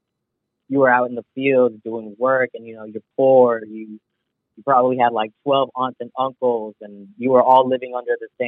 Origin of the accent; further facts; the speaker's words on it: San Francisco, California, United States; I grew up in the Excelsior District, which is one or two bus stops away